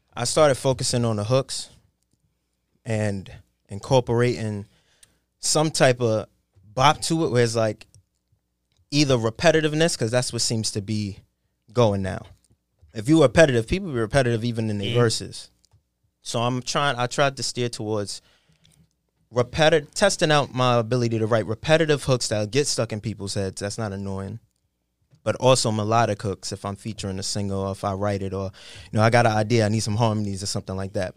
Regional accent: New York City, New York, United States; I sound like I'm from Queens, New York

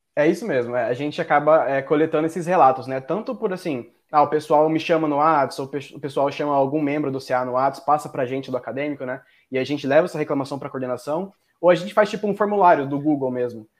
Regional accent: Mato Grosso, Brazil; Eu sou de outro estado, na real. Eu sou de Mato Grosso

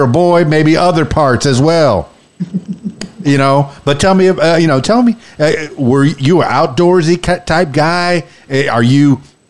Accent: unincorporated Broward, South Florida, United States; I grew up in the Everglades and in South Florida in Miami, Fort Lauderdale.

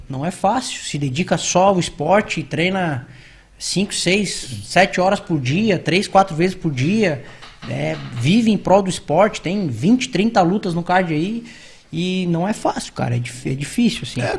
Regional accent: Balneário Camboriú, Santa Catarina, Brazil; also born or lived in Biguaçu, Santa Catarina; nascido e criado aqui. Na verdade, vivi até os 7 anos de idade na cidade de Biguaçu, perto da, da grande Florianópolis. E aí vim para Balneário, mas sou nascido aqui. Né? Família da minha mãe toda é de Balneário.

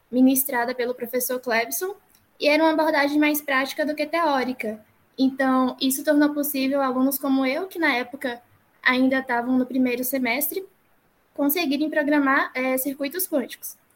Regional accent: Barreiras, Bahia, Brazil; sou natural aqui de Barreiras, no oeste da Bahia.

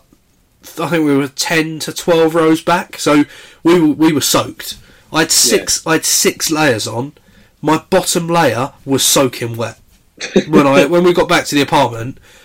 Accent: Essex, East of England, United Kingdom; growing up in Essex

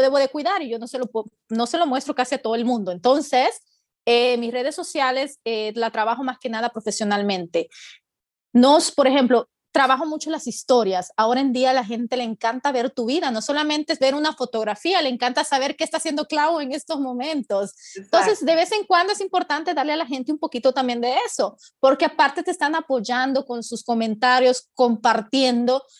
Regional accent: El Salvador; moved away as an adult; now in United States; soy salvadoreña, pero mi esposo es mexicano

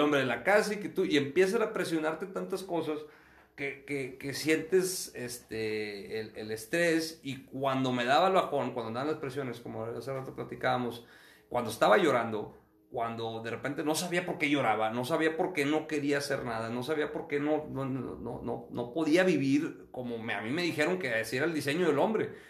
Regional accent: Acuña, Coahuila, Mexico; now in Monterrey, Mexico; yo nací aquí en Monterrey, pero mi familia es de Acuña, crecí en Acuña, ambiente de rancho

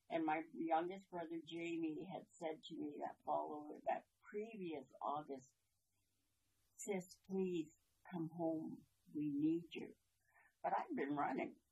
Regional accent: Shinanemo, British Columbia, Canada; born or raised there; moved away as an adult; also born or lived in Washington

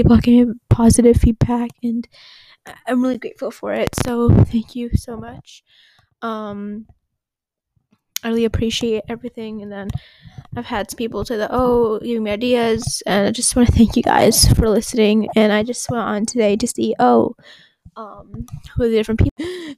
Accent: Abu Dhabi, United Arab Emirates; English is a second language; And I'm from Abu Dhabi, from the UAE.

